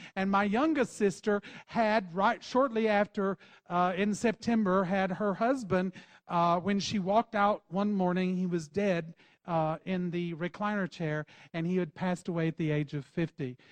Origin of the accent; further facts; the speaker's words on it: Texas, United States; accent: Texas slang; we're from Texas, so every once in a while you'll hear that Texas slang come out of us